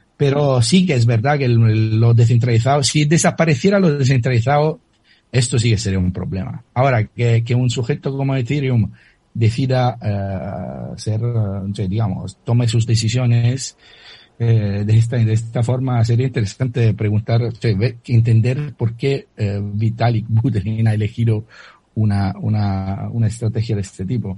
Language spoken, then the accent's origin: Spanish; Italy; accent: Italian; Spanish is a second language; moved away; mi acento lo, lo declara eh, de manera muy, muy firme, soy italiano